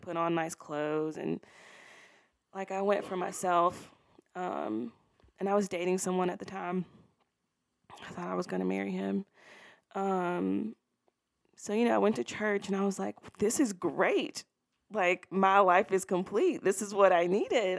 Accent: Baton Rouge, Louisiana, United States; I was born and raised in Baton Rouge, Louisiana.

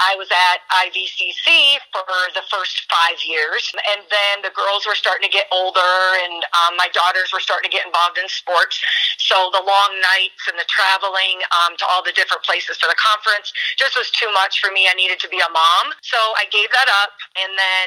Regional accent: Spring Valley, Illinois, United States; moved away as an adult; also born or lived in Georgia; I grew up in Spring Valley

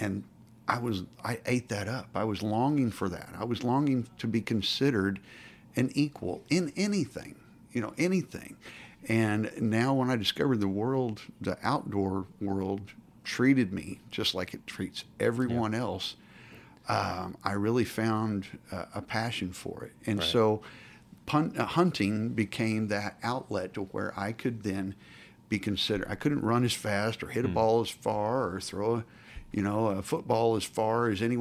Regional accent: Stillwater, Oklahoma, United States; I grew up in Oklahoma, Stillwater, Oklahoma

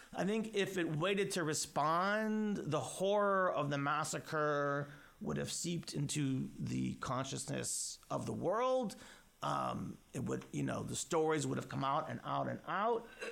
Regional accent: United States; I speak now as an American Jew

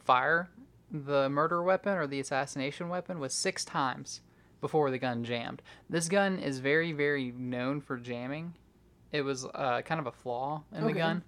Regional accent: the South, United States; We're from the South

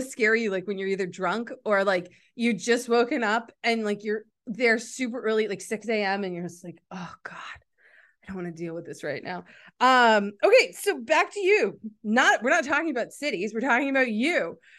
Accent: United States; I'm from America.

